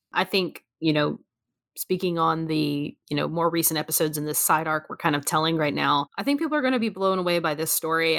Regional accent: United States; I'm an American

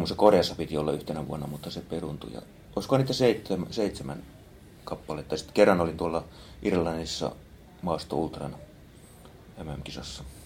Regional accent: Kouvola, Kymenlaakso, Finland; now in Espoo, Finland; Kouvolasta olen kotoisin

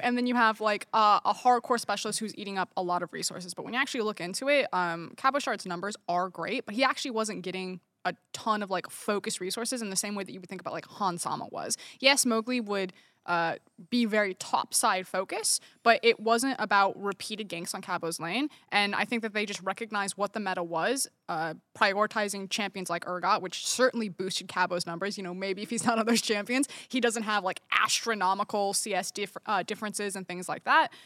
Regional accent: United States; I'm American

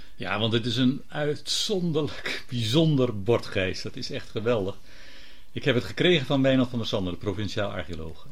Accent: Gouda, South Holland, Netherlands; ik kom zelf, ik ben geboren in Gouda

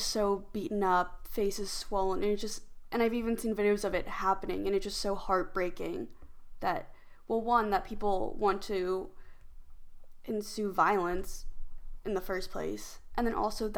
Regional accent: Kansas City, Missouri, United States; moved away as an adult; also born or lived in Huazhou, Guangdong, China / Columbia, Missouri; now in California, United States; I grew up in the Midwest, in Kansas City, Missouri, and I also moved around in Kansas City, Columbia, Missouri.

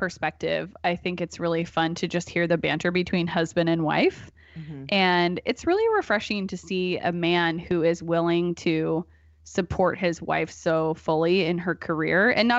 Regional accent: Portland, United States; born there; I was born in 1986 in Portland, and so I'm gonna be 33 this month.

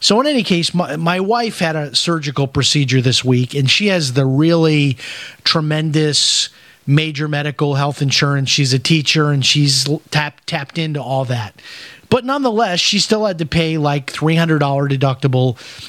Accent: Chicago, Illinois, United States; I grew up in Chicago eating hamburgers and Italian sausage and all of that stuff.

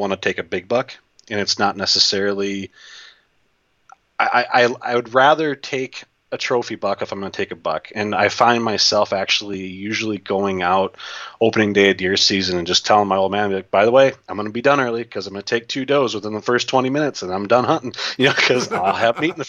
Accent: Wisconsin, United States; I'm from Wisconsin

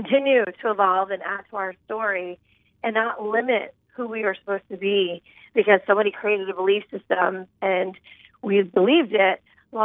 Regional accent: right outside of Philadelphia, Pennsylvania, United States; I grew up right outside of Philadelphia in a highly dysfunctional home

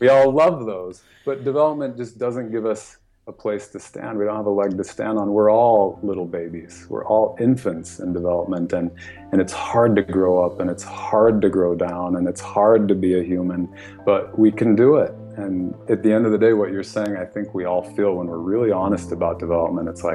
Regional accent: United States; first language English; I was born in the United States.

